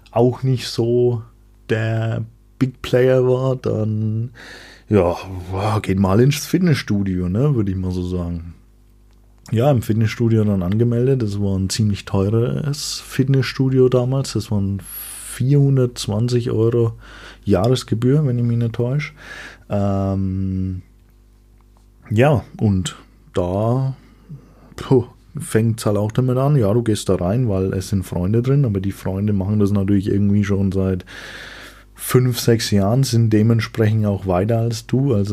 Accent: Bavaria, Germany; Ich komme aus Franken, denn wie Einheimische wissen, Franken ist nicht Bayern.

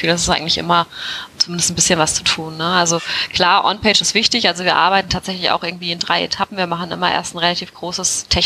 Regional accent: Hesse, Germany; born there; moved away; ich äh, komme gebürtig, bin ich eigentlich Hessin aus der Nähe von, von Wiesbaden, also aus einem kleinen Vorort, bin aber schon äh, vor vielen, vielen Jahren äh, hi

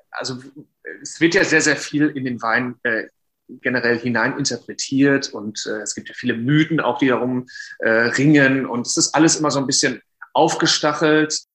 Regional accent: North Rhine-Westphalia, Germany; komme gebürtig oder bin aufgewachsen im Sauerland, und habe 2018 äh, Diendra und Markella kennengelernt während des äh, Studiums in Geisenheim.

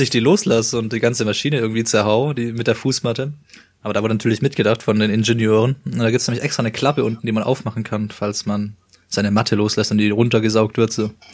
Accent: Stuttgart area, Baden-Württemberg, Germany; wie wir kommen ähm, aus dem Stuttgarter Raum

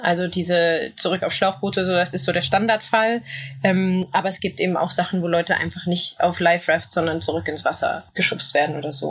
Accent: Berlin, Germany; ich komme aus Berlin-Kreuzberg und bin aufgewachsen in einer Nachbarschaft

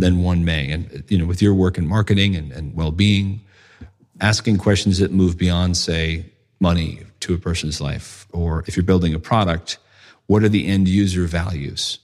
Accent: United States; moved away as an adult; also born or lived in London; I'm from the States

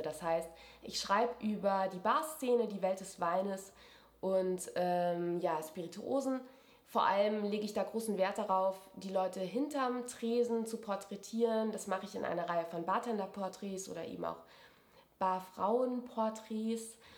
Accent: Wiesbaden, Hesse, Germany; moved away as an adult; also born or lived in Mainz; now in Munich, Germany; ich bin in Wiesbaden aufgewachsen

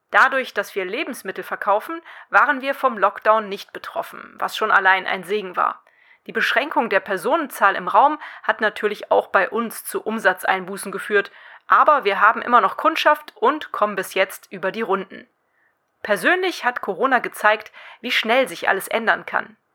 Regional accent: Cologne, North Rhine-Westphalia, Germany; Die beiden sind die Geschäftsführerinnen zweier Unverpacktläden hier in meiner Heimatstadt Köln.

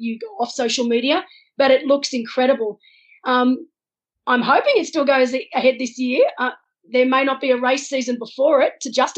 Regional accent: Wollongong, New South Wales, Australia; I was brought up, my family took me camping. That was what we did. We didn't go overseas as kids. We went camping. And I'm from Wollongong originally, so down on the south coast of Sydney

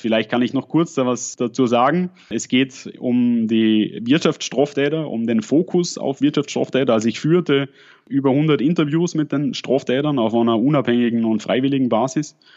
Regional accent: at the Swiss-Austrian border, Lake Constance region, Switzerland; accent: Lake Constance dialect with a Swabian touch; Wie man vielleicht ein bisschen an meinem Dialekt hört, komme ich aus der Bodenseeregion und bin an der schweiz österreichischen Grenzen aufgewachsen. Habe ein bisschen an, noch zusätzlich noch einen schwäbischen Dialekteinschlag.

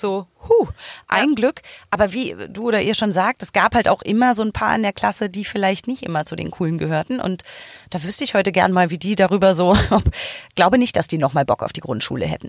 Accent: Berlin, Germany; ich bin in so quasi Nähe Kudamm geboren, born and raised am Kudamm

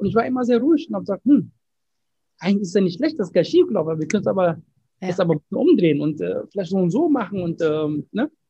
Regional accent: Ghana; moved away; ich bin in Ghana geboren

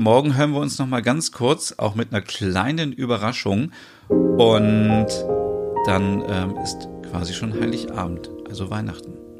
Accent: Germany; bei uns in Deutschland

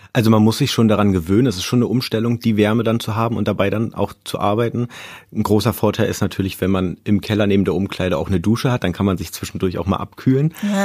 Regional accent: Brandenburg, Germany; moved away; also born or lived in Berlin; ich bin in Brandenburg groß geworden

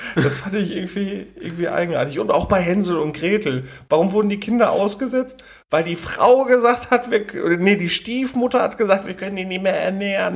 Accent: Germany; Ich bin Deutscher

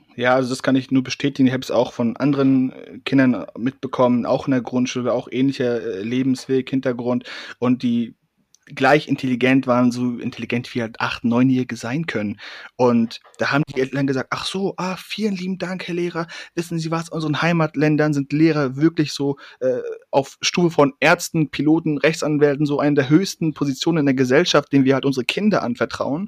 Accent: Hamburg, Germany; ich komme aus Hamburg, ne? Da ist Sommer halt zwei Wochen

